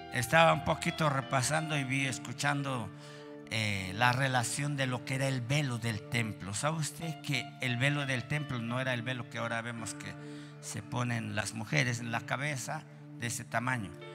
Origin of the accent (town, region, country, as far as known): Mexico